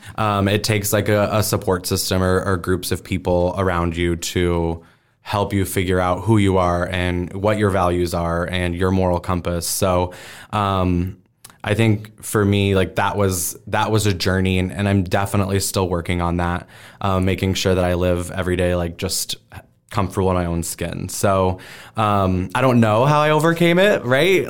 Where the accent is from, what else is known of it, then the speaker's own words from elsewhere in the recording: Omaha, Nebraska, United States; I was born and raised here in Omaha